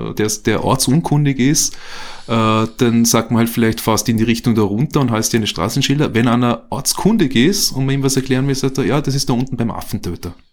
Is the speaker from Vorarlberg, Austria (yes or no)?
yes; Vorarlberg, Austria; now in Vienna, Austria; Ich komme äh, ursprünglich aus Vorarlberg, ja, also bin jetzt seit knapp 20 Jahren in Wien, bin in Vorarlberg aufgewachsen, in einer kleinen Gemeinde bei Feldkirch.